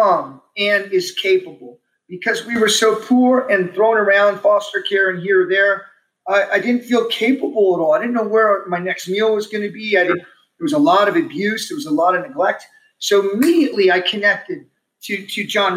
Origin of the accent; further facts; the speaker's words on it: Omaha, Nebraska, United States; also born or lived in Texas–Mexico border; we were raised in the Omaha Home for Boys